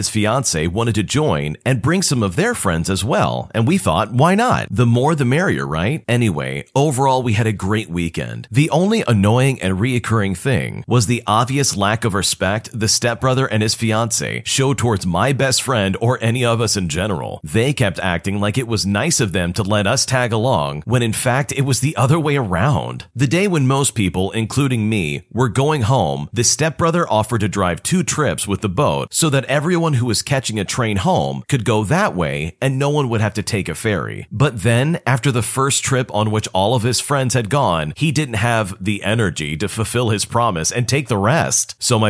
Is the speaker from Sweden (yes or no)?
yes; Sweden; English is a second language; I'm from Sweden, and in June, we celebrated Midsummer.